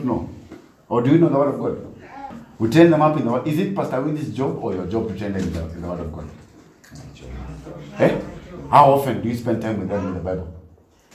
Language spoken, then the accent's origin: English; Nairobi, Kenya; I was brought up in Nairobi